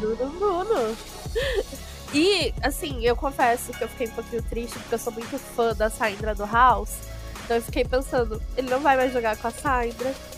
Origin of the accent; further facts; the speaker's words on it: on the border with Argentina, interior of Rio Grande do Sul, Brazil; A gente é do Rio Grande do Sul, só que ele é da capital e eu sou do interior na divisa com a Argentina